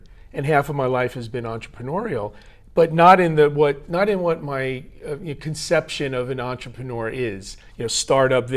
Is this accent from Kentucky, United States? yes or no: no; New Jersey, United States; moved away as an adult; now in Tokyo, Japan; I was born in New Jersey